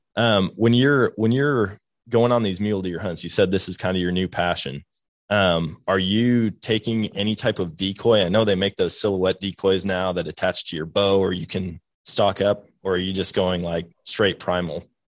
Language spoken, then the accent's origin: English; Wisconsin, United States; I grew up in Wisconsin, being a whitetail hunter